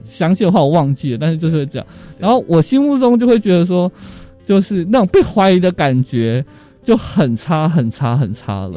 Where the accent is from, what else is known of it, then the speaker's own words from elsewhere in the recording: Changhua County, Taiwan; 我是彰化人，然后我念的是彰化县的阳明国中跟民生国小